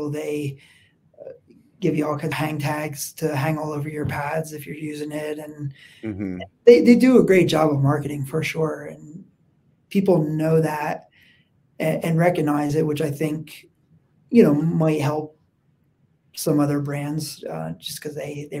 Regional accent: East Coast, United States; accent: East Coast; No, what are, sorry, my East Coast accent there, water.

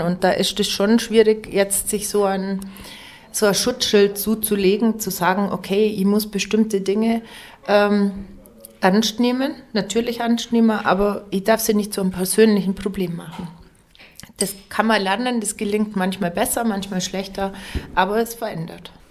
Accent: Lengenwang, Bavaria, Germany; accent: Allgäu dialect (Lengenwang); now in Pfronten, Germany; ich kann Dialekt, ähm, originär natürlich Längerwanger, Bethlehem, ich komme aus dem Ortsteil Bethlehem, Bethlehemer Dialekt.

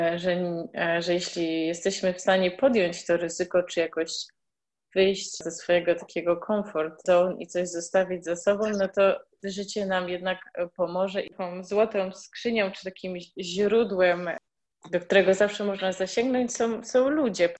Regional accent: Świdnica, Lower Silesian Voivodeship, Poland; moved away; wychowywaliśmy się e, w małym miasteczku w Świdnicy

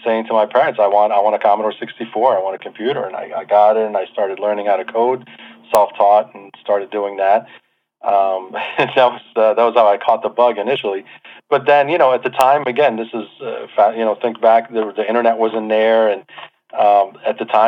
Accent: New Jersey, United States; born or raised there; also born or lived in Beirut, Lebanon / Manhattan, New York

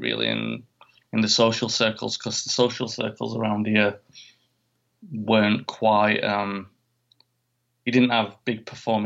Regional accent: Sheffield, Yorkshire and the Humber, United Kingdom; my hometown, Sheffield

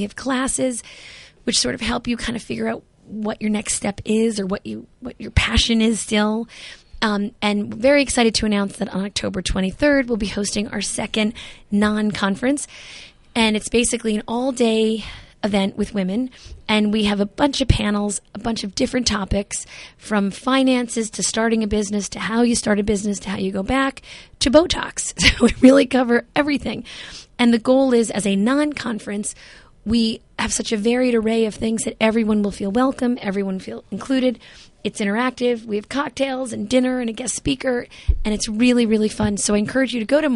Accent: Jersey City, New Jersey, United States; I grew up in Jersey City, and I went to a very, very small school, Bergen School

